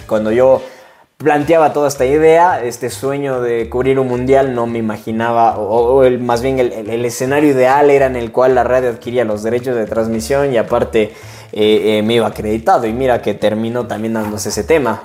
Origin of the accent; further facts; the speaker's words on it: Cuenca, Azuay, Ecuador; soy de Cuenca, Ecuador